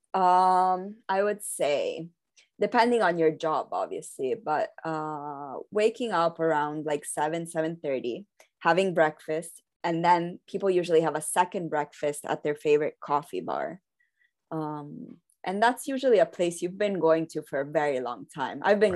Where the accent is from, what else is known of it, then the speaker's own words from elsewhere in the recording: Rome, Lazio, Italy; also born or lived in London; I was born and raised in Rome, Italy